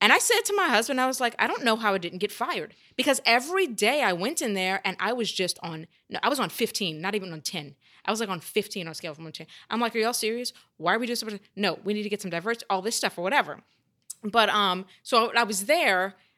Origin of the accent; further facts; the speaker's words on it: Louisiana, United States; I came from Louisiana, knew very little about theater